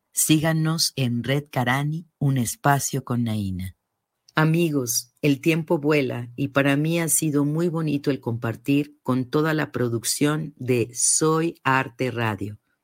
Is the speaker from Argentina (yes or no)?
no; Mexico City, Mexico; nací en la Ciudad de México, pero mis raíces conectan con los estados de Guanajuato, Guanajuato y Morelia, Michoacán